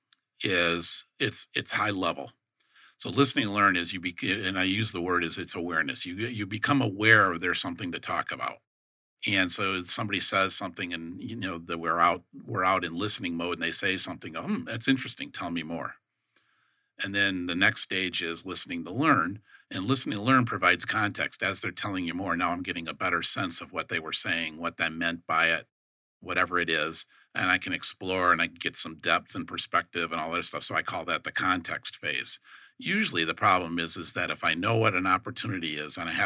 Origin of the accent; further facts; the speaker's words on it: Detroit, Michigan, United States; moved away; I'm from Detroit